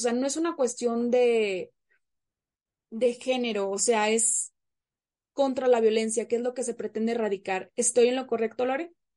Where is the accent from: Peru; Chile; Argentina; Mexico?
Mexico; Monterrey, Nuevo León; moved away as an adult; now in Mexico City, Mexico; yo soy regiomontana, de nuestra sultana del norte, pero en este momento yo me encuentro como foránea este, en la Ciudad de México